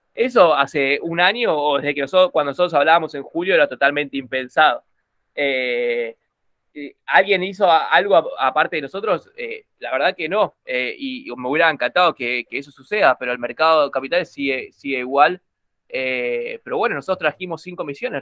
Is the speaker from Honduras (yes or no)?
no; Corrientes, Argentina; yo soy de Corrientes, así que era de Corrientes.